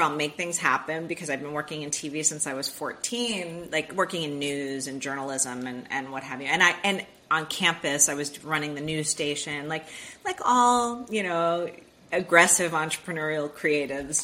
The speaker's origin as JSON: {"language": "English", "town": "Miami", "region": "Florida", "country": "United States", "tie": "born or raised there", "said": "I was born and raised in Miami, Florida"}